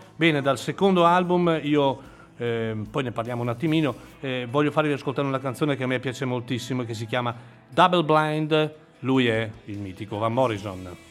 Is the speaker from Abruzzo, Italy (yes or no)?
no; Chiari, Lombardy, Italy; sono un Clarence, si dice così. Quelli che nascono a Chiari in questa cittadina